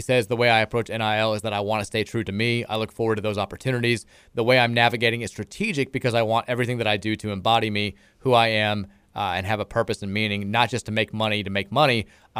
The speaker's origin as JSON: {"language": "English", "region": "California", "country": "United States", "said": "I'd never been to Kentucky. I had no expectations. I'm from California."}